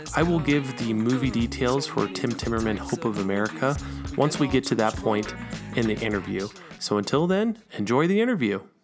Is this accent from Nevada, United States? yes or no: yes; Nevada, United States; moved away as an adult; now in Provo, United States; I didn't grow up in Utah. I'm not from Utah. I grew up in Nevada